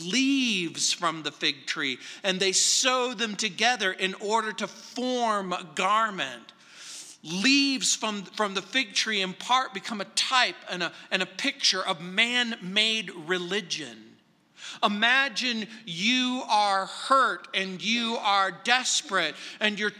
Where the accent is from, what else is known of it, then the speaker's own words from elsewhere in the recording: Southern California, United States; now in Littleton, Colorado, United States; when we were kids growing up in Southern California